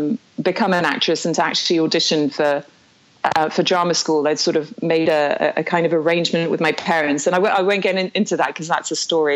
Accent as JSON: {"language": "English", "country": "Belgium", "tie": "born or raised there", "also_born_or_lived": "South Africa / France", "said": "I was born in Belgium, actually. I'm half British, half Belgian, as you know."}